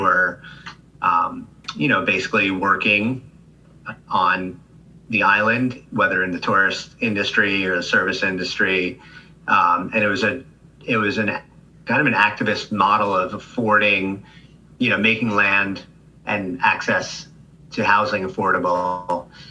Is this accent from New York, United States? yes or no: yes; Rockland County, New York, United States; I grew up in Rockland County um, as a as a child